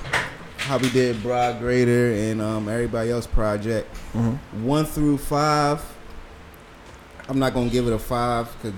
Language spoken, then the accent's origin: English; Baltimore, Maryland, United States; moved away; growing up in Baltimore